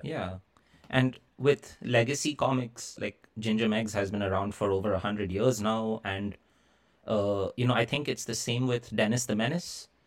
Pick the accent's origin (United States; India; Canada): India; Kolkata, West Bengal; my hometown of Calcutta in India